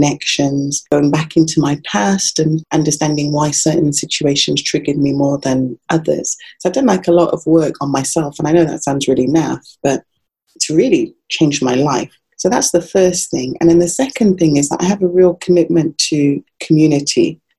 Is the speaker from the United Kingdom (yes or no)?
yes; England, United Kingdom; I remember growing up in England, we had quite a strong like Jamaican community around us, my parents.